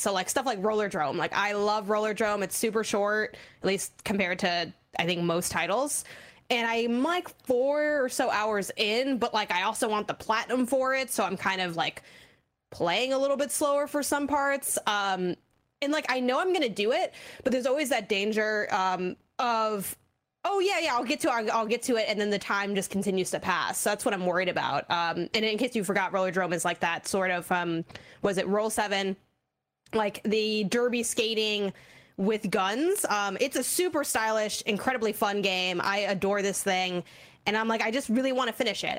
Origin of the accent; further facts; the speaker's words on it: Chicago, Illinois, United States; I'm from Chicago, Illinois